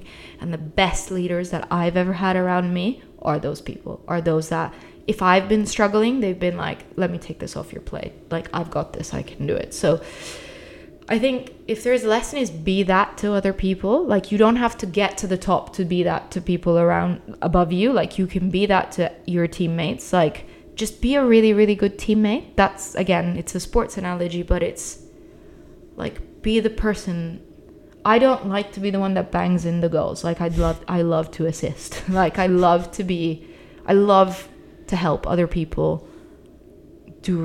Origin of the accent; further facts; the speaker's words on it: Italy; moved away as an adult; also born or lived in United Kingdom; I grew up in Italy, but I moved to the UK for uni, and then I started working in the UK